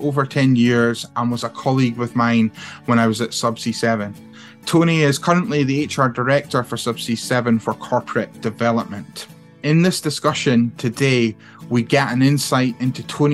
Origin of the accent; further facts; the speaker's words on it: Aberdeen, Scotland, United Kingdom; myself, who was brought up in Aberdeen